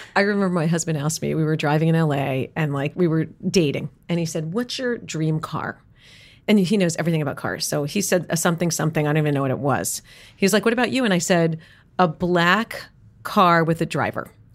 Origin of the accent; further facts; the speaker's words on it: New York City, New York, United States; I grew up in New York City